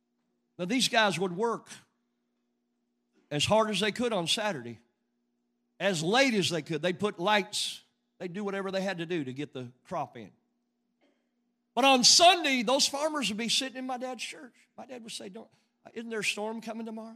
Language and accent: English; Western Oklahoma, United States; I grew up in Western Oklahoma